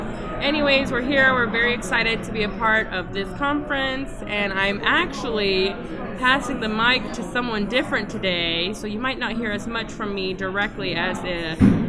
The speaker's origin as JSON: {"language": "English", "region": "Texas", "country": "United States", "said": "we're from Texas, y'all."}